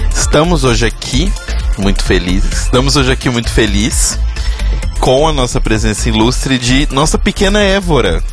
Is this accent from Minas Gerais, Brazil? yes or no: yes; Minas Gerais, Brazil; enquanto mineiro